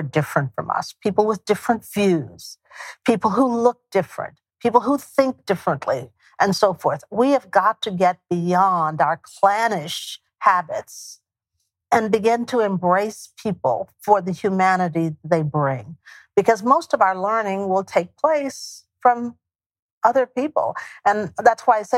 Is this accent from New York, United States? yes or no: no; East Texas, United States; also born or lived in Houston, Texas; For those of us from East Texas, Northeast Texas, who moved to Houston, my hometown is North.